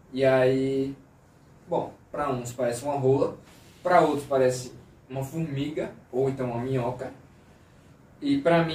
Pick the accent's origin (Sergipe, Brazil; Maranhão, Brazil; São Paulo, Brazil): Sergipe, Brazil; Aracaju; eu sou de Aracaju